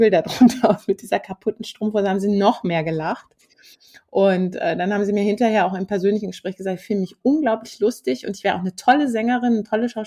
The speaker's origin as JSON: {"language": "German", "town": "Hümme", "region": "Hesse", "country": "Germany", "tie": "born or raised there", "said": "Ich bin ja in den Kasseler Bergen in Hümmer aufgewachsen, ähm, auf dem Bauernhof, sehr weit ab auch vom Dorf."}